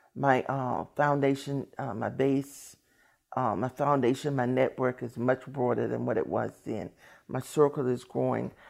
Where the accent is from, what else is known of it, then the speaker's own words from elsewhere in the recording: Washington, District of Columbia, United States; I'm from Washington, D C.